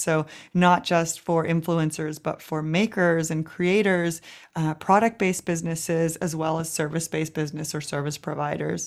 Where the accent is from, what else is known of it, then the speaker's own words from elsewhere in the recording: Vancouver, British Columbia, Canada; moved away as an adult; now in Berlin, Germany; in Vancouver, Canada, where I'm from